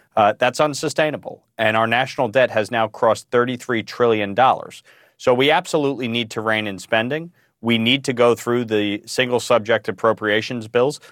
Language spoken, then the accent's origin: English; New York, United States; my home state of New York